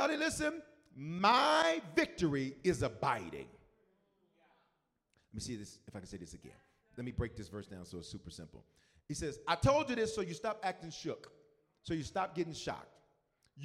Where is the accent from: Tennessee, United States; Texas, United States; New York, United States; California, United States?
Tennessee, United States; Memphis; moved away; I was born in different, raised in Memphis. I was raised in the South